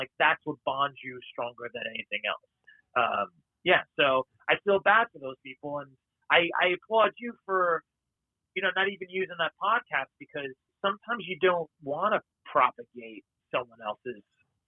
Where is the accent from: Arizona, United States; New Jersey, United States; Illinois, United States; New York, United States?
New York, United States; growing up in New York, you're basically Jewish